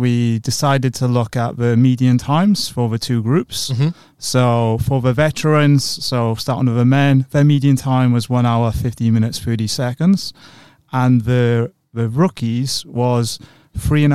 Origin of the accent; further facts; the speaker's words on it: Swansea, Wales, United Kingdom; accent: Welsh twang; now in London, United Kingdom; I'm from the lovely city of Swansea. I don't know if my Welsh twang is coming through. I've been living in England for a long time. And live in London